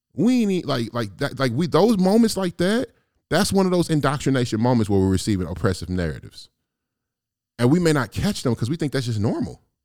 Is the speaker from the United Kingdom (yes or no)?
no; East St. Louis, Illinois, United States; moved away as an adult; also born or lived in the Shire; I have been living in the Shire for damn near fifteen years, I'm from, I'm from East Saint Louis